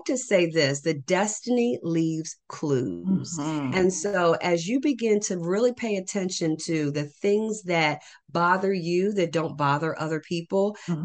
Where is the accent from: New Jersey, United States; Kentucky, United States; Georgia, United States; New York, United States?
New Jersey, United States; I am from New Jersey